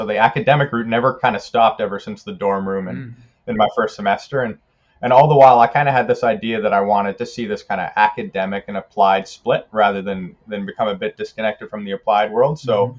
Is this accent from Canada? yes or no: yes; Canada; also born or lived in South Africa / New Zealand; I kind of grew up a bit of a citizen of the world. I was born in South Africa. I lived in New Zealand 5 years, did most of my school years in Canada, and I'm a citizen of all three countries still.